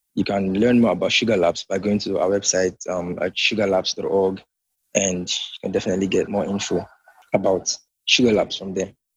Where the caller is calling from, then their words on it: Nigeria; I'm calling from Nigeria.